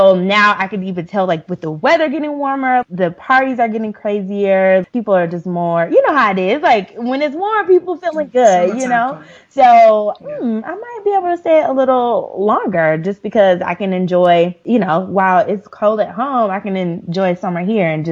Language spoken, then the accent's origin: English; Atlanta, Georgia, United States; now in South Africa; I'm from Atlanta